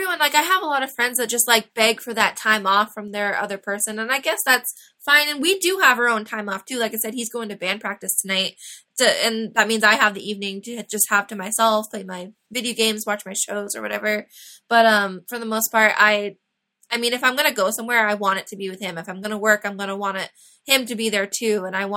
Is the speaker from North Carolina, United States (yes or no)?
yes; Raleigh, North Carolina, United States; moved away; I'm from Raleigh, which is funny.